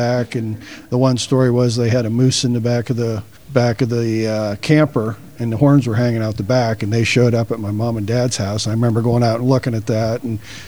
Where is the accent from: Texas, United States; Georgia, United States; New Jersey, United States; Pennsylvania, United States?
Pennsylvania, United States; Black Ash; also born or lived in Saegertown, Pennsylvania; I actually grew up in Black Ash, Pennsylvania, which is just a little dot on the road.